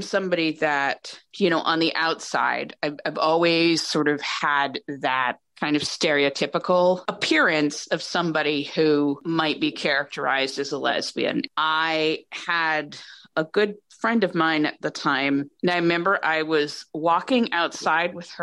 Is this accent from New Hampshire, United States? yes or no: yes; New Hampshire, United States; I grew up in New Hampshire